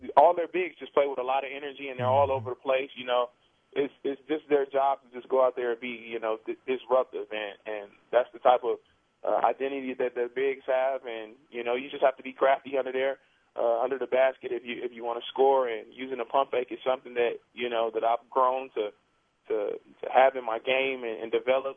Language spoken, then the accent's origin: English; Wisconsin, United States; moved away; I'm from Wisconsin